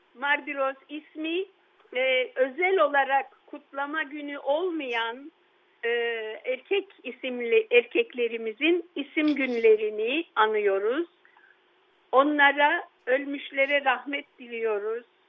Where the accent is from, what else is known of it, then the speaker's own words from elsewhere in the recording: Istanbul, Turkey; also born or lived in Yedikule, Istanbul; Bakırköy'de e, büyüdüğüm evde